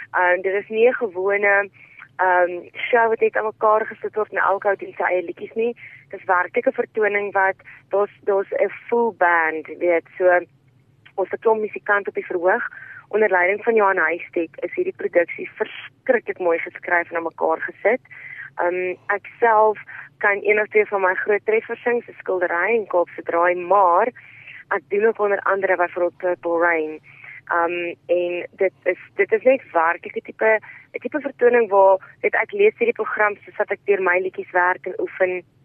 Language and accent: Afrikaans; South Africa; in Suid-Afrika is ons as Suid-Afrikaners mense wat alles kan hanteer